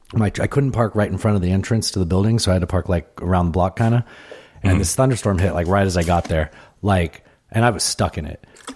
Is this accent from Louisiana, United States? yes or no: no; San Diego, California, United States; also born or lived in Pueblo, United States; I was born in Pueblo. I was raised in San Diego. My dad lived in Colorado up in Denver. So I was there all the time.